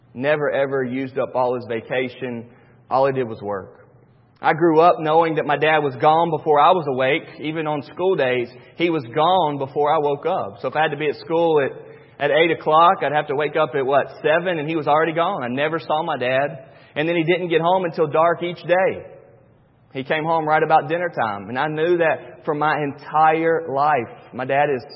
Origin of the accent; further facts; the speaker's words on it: North Carolina, United States; Born and raised in North Carolina, and my dad is nothing but a worker